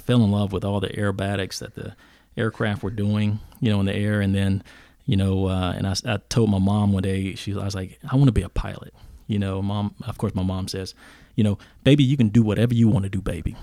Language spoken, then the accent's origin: English; Mount Airy, North Carolina, United States; moved away; I grew up in a very small town in, uh, Mount Airy, North Carolina.